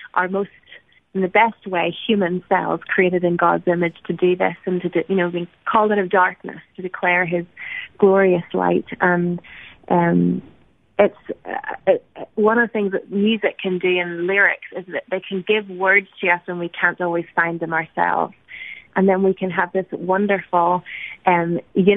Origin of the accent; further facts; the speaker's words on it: Ireland; now in United States; as Irish people in America